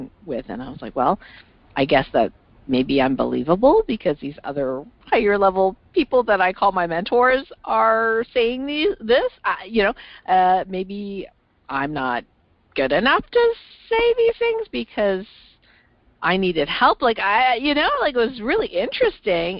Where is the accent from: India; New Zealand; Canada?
Canada; I'm originally from Canada